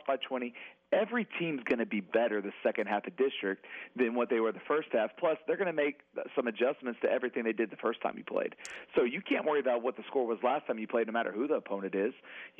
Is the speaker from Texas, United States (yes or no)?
yes; Amarillo, Texas, United States; now in Central Texas, United States; I'm from the Region 1 area up there from Amarillo